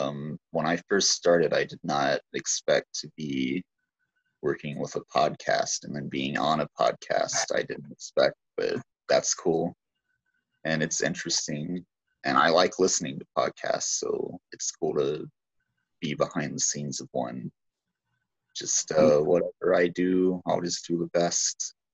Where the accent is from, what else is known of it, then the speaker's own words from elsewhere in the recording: Dallas, Texas, United States; also born or lived in Arizona, United States; I'm 21. I am kind of from Arizona, but I'm also from Dallas. I moved to Arizona. I lived here when I was a kid a little bit. I just moved back about a year ago.